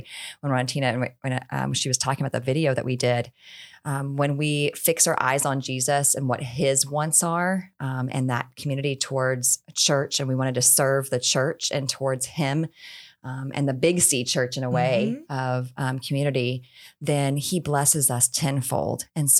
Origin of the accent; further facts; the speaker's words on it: Houston, Texas, United States; I grew up in Houston, Texas, born and raised, and had not ever moved out from there. Most Texans don't, by the way.